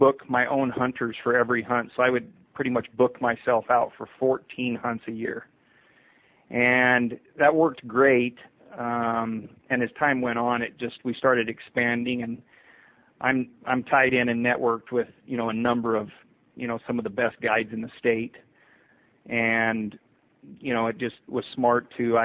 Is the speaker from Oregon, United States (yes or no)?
no; Eagar, Arizona, United States; was born and raised in Eager, Arizona.